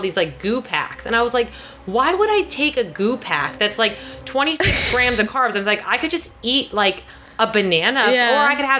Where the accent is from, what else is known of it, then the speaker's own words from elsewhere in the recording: New Jersey, United States; I'm from New Jersey, so I'm from, like, the mecca of meatheads